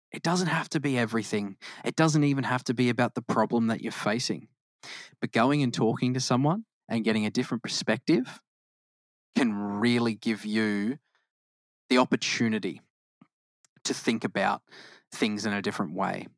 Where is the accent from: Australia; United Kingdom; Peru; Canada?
Australia; Queensland; also born or lived in Victoria, Australia; I'm more of a Queenslander